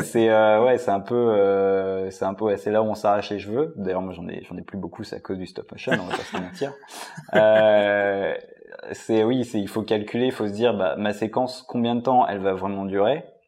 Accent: Lyon, Auvergne-Rhône-Alpes, France; on est quand même à Lyon. Enfin, on est de Lyon, la ville un peu de guignol

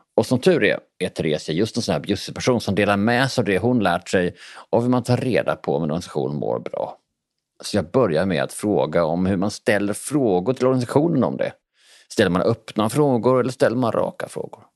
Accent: Bjäre Peninsula, Skåne, Sweden; Jag är ju från Bjärehalvön

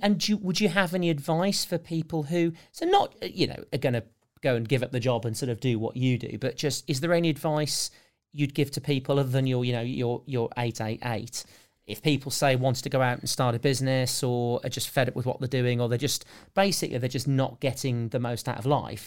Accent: United Kingdom; because we're British

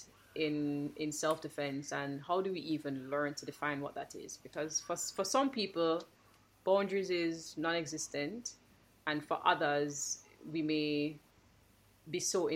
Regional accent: Jamaica; a millennial Jamaican woman living in Kingston

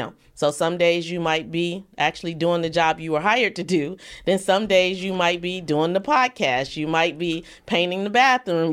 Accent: East Cleveland, Ohio, United States; I grew up in East Cleveland.

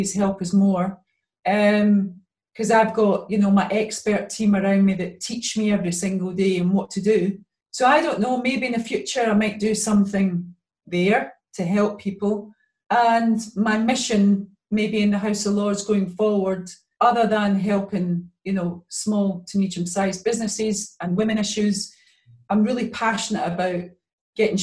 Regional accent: Glasgow, Scotland, United Kingdom; I was many years growing up in the East End of Glasgow.

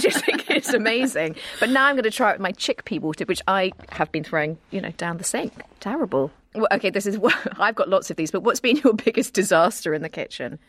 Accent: United Kingdom; as a British person

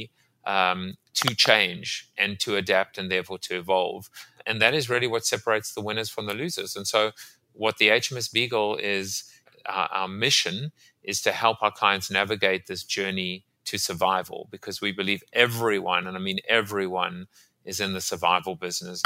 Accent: South Africa; moved away; also born or lived in Staten Island; I'm from South Africa originally

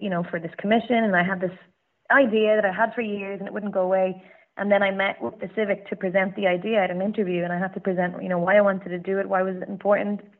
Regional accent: Cork, Munster, Ireland; I grew up in Cork

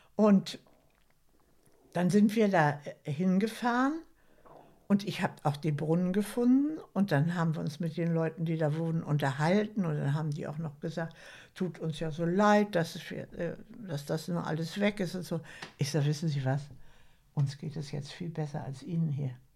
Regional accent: Schleswig-Holstein, Germany; Ich wohne jetzt in Schleswig-Holstein. Meine längste Zeit meines Lebens, also bin ich Schleswig-Holsteinerin.

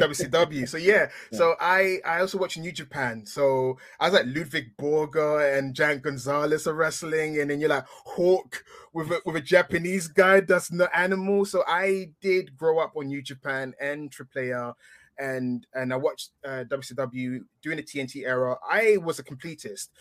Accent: England, United Kingdom; accent: English; being English, as you can tell from my accent

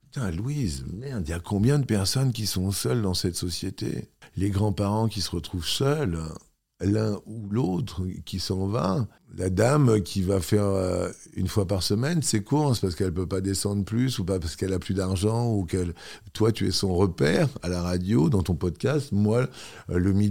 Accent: Toulouse, Occitania, France; quand tu arrives de ta province, enfin, moi, je suis arrivé de Toulouse

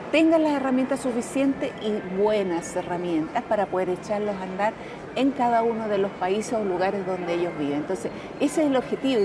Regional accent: Chile

